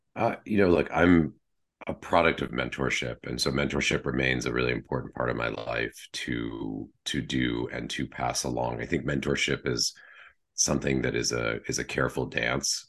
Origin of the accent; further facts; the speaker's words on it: Wellesley, Massachusetts, United States; moved away as an adult; also born or lived in London; I was raised just outside Boston in Wellesley, Massachusetts